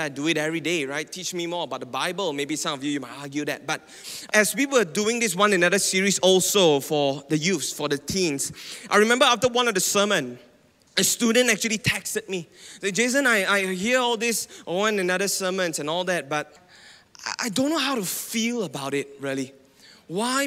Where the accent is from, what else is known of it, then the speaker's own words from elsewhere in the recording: Penang, Malaysia; now in Selangor, Malaysia; I'm from Penang, okay? And now I've been living in Selangor for a while now